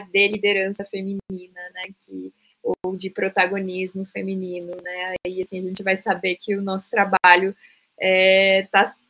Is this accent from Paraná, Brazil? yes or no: yes; Curitiba, Paraná, Brazil; now in São Paulo, Brazil; sou de Curitiba, mas atualmente estou morando em São Paulo, é, mudei recentemente para cá.